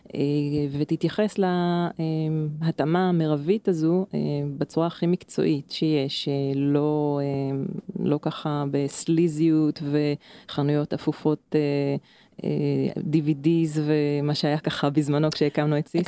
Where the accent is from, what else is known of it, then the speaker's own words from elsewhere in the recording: Krayot area, Haifa District, Israel; אני במקור מאזור הקריות